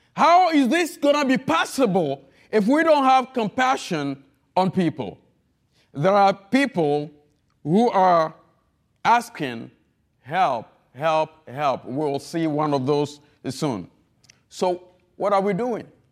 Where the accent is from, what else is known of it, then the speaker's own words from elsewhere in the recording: Togo; accent: heavy accent; English is a second language; moved away as an adult; also born or lived in Florida / New Orleans; now in United States; I'm not an American. I'm from the country of Togo, French speaking